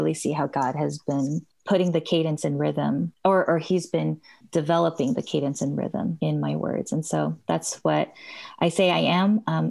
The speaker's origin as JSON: {"language": "English", "region": "California", "country": "United States", "tie": "born or raised there", "said": "I'm not other or foreign. I was born here in California."}